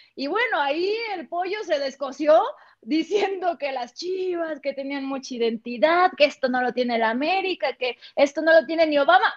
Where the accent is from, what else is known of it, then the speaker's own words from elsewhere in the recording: Sinaloa, Mexico; Yo soy de Sinaloa